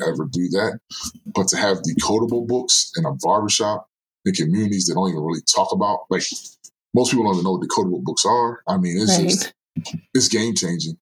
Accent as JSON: {"language": "English", "town": "Norristown", "region": "Pennsylvania", "country": "United States", "tie": "born or raised there", "moved": "yes", "said": "my hometown is about 15, 20 minutes away"}